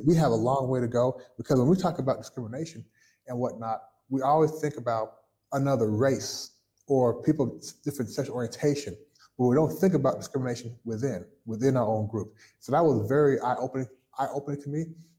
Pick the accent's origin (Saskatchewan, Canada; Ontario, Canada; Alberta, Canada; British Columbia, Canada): Ontario, Canada; Toronto; born there; Now, my family is Jamaican. I was born in Toronto, Canada. My family was Jamaican.